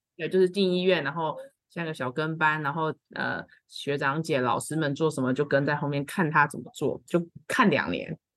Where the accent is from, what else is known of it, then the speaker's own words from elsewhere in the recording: Kaohsiung, Taiwan; 因为我本身是高雄人啦